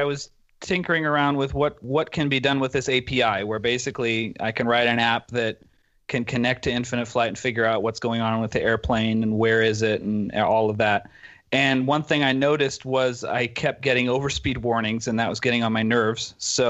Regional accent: Dortmund, North Rhine-Westphalia, Germany; English is a second language; now in Berlin, Germany; And then we grew up in Dortmund, Germany, which is kind of west, central west Germany. And then when I graduated from high school, I moved to Berlin and studied computer science there.

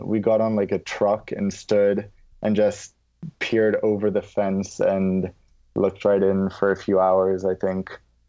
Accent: London, United Kingdom; accent: American; moved away; And that's also how I developed my American accent once I left the UK, where I had a British accent. And as I grew up, this is now how I sound. But growing up in London

